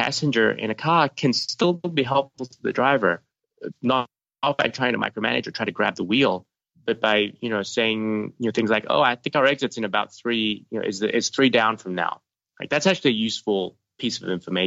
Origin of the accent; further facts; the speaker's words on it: Australia; moved away as an adult; I grew up in Australia and went to university out there